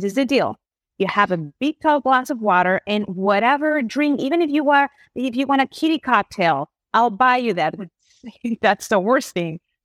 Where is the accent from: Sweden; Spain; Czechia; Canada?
Spain; English is a second language; moved away; I grew up in Spain